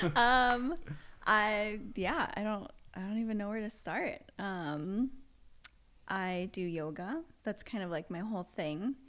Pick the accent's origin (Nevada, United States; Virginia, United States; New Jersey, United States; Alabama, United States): Nevada, United States; Las Vegas; moved away as an adult; now in Los Angeles, United States; I grew up in Vegas. So, our backyard was just a giant, like, desert